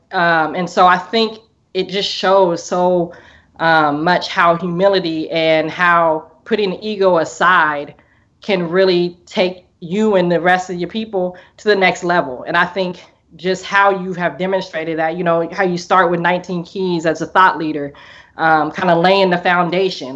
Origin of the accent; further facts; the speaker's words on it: Portland, Oregon, United States; I'm from Portland, Oregon, um, all the way in the Northwest